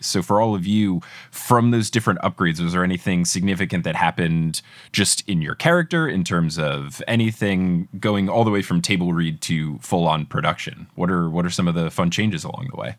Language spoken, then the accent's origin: English; Robbinsville, New Jersey, United States; I'm born and raised in New Jersey